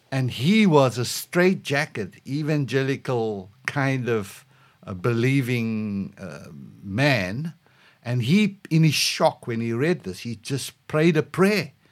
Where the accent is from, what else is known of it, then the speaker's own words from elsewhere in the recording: South Africa; moved away; just as a South African